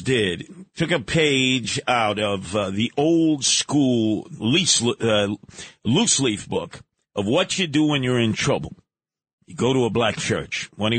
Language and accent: English; New York City, New York, United States; I grew up in Canarsie.